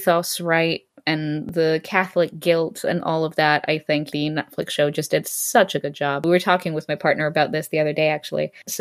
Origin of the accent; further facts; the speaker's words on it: Greece; the one comic book store that existed in my hometown in Greece